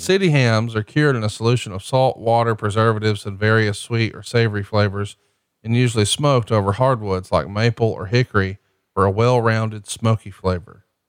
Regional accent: Alabama, United States; I'm from Alabama

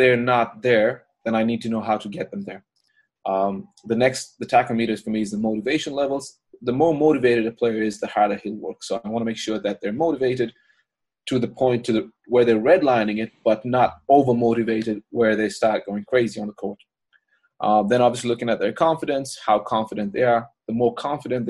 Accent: Ireland; moved away as an adult; me being Irish

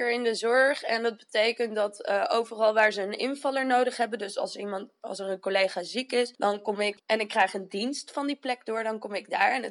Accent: Arnhem, Gelderland, Netherlands; Ik ben 26 eh, jaar. Ik ben een geboren en getogen Arnhemmer.

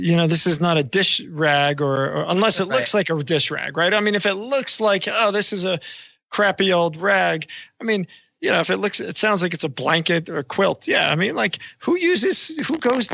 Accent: New York, United States; I'm a New Yorker.

